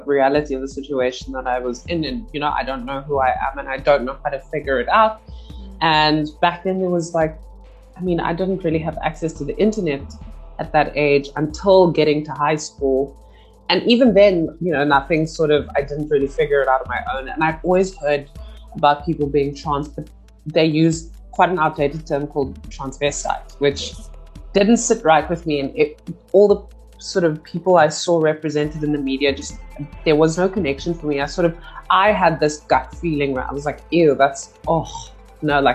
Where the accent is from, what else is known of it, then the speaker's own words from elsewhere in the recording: Cape Town, Western Cape, South Africa; I'm from the city of Cape Town, sprawling metropolis, as they love to call it. And I grew up in Cape Town